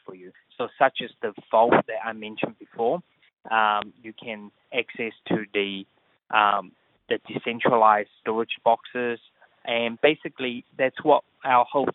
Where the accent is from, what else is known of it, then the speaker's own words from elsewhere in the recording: New Zealand; moved away as an adult; also born or lived in Asia; I grew up in New Zealand.